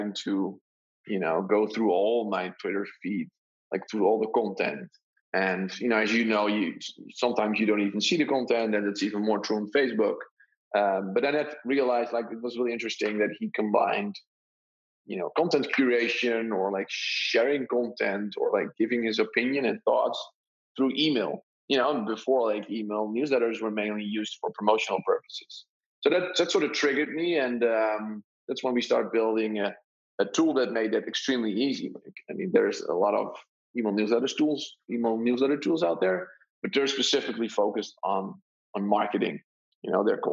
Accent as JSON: {"language": "English", "country": "Netherlands", "said": "I'm from the Netherlands"}